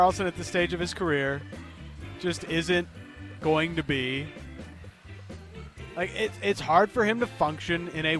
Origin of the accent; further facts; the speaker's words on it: Toronto, Ontario, Canada; now in Vancouver, Canada; growing up in Toronto, I got tired of going to Blue Jays home openers